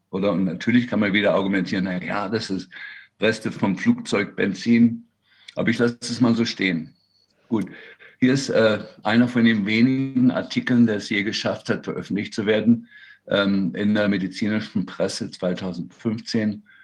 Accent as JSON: {"language": "German", "region": "Berlin", "country": "Germany", "tie": "born or raised there", "also_born_or_lived": "Freiburg", "moved": "as an adult", "lives_now": "Seattle, United States", "said": "ich bin äh, eigentlich in Berlin geboren, eigentlich Berliner"}